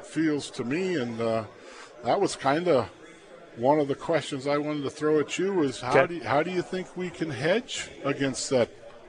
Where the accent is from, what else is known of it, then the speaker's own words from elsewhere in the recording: Plainview, Nebraska, United States; I grew up in Plainview.